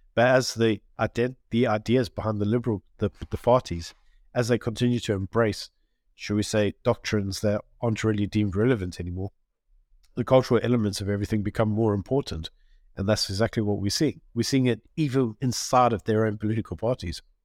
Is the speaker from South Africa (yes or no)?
yes; South Africa; we are all South African